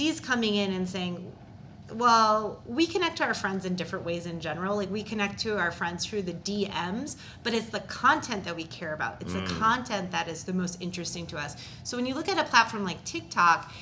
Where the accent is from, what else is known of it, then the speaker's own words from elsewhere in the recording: Minnesota, United States; I'm from Minnesota